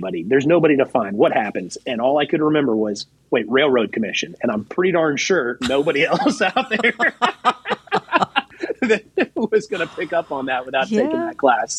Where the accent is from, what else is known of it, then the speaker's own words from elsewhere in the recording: Texas, United States; I'm from Texas